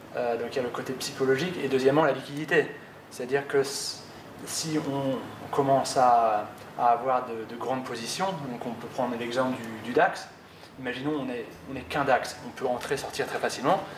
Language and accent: French; France; nous en tant que, que Français